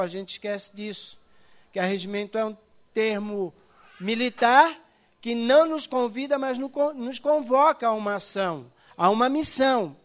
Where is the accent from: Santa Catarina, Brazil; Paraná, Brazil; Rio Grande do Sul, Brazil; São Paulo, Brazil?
Santa Catarina, Brazil; Itajaí; eu nasci em Itajaí